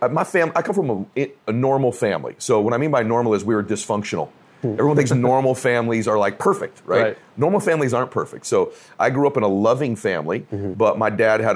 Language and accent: English; Diamond Bar, California, United States; also born or lived in Boston, Massachusetts; I'm from Diamond Bar, California. That's where I grew up. I was born in Boston, but I'm from Diamond Bar, California